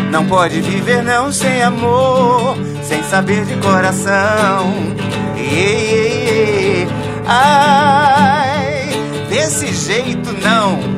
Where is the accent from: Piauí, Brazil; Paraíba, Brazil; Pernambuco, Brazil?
Paraíba, Brazil; Campina Grande; É, eu sou de Campina Grande, a família é grande